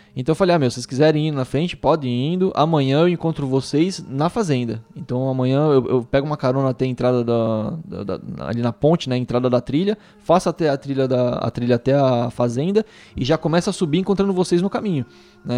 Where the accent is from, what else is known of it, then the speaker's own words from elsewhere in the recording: Brazil; também sou do Brasil